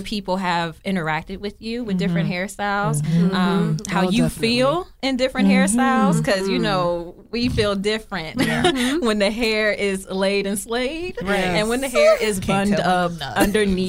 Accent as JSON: {"language": "English", "town": "Los Angeles", "region": "California", "country": "United States", "also_born_or_lived": "Maryland", "moved": "as an adult", "said": "I'm from L.A. I'm from Los Angeles"}